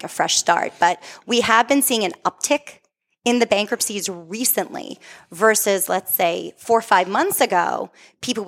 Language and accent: English; Methuen, Massachusetts, United States; I grew up on the West End. I am born and bred in Methuen.